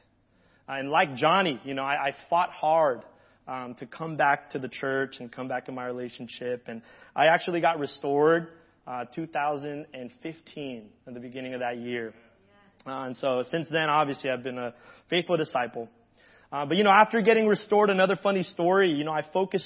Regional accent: Hawaii, United States; moved away; I grew up in Hawaii

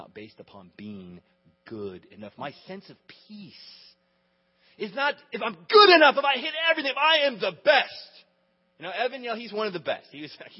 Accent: United States; we grew up in America

